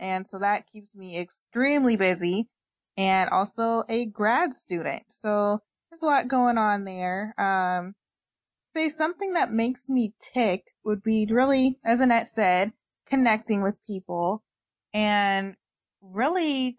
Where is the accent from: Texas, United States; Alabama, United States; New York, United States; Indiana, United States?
Indiana, United States; Indianapolis; I am from Indianapolis, Indiana, born and raised.